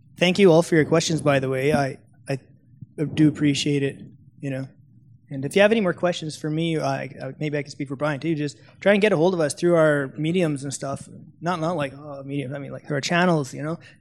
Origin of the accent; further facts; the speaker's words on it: Canada; I'm from Canada